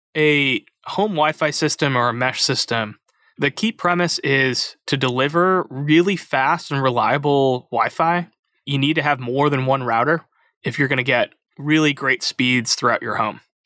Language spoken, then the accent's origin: English; Chicago, Illinois, United States; moved away as an adult; also born or lived in West Coast; I grew up in Chicago. I came out to the West Coast for college